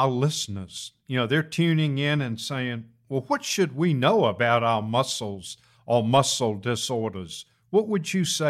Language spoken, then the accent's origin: English; Virginia, United States; I was born and raised in Virginia